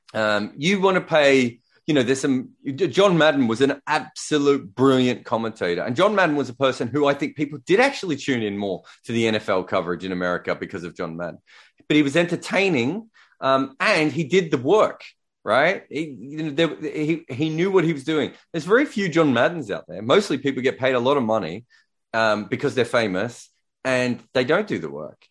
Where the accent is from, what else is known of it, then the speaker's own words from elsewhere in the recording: Australia; I'm Australian, so, uh, you know, English is my second language too.